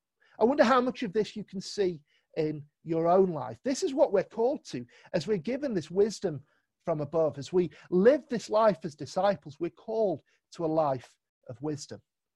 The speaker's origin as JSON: {"language": "English", "region": "London", "country": "United Kingdom", "lives_now": "Manchester, United Kingdom", "said": "remember when I moved up to Manchester, it was 9 years ago now. I've been here quite a while. But I came from London and came and joined in with CCM."}